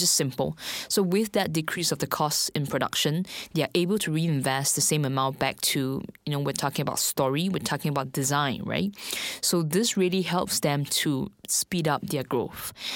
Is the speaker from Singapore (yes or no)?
yes; Singapore; moved away as an adult; now in Shanghai, China; I'm actually from Singapore.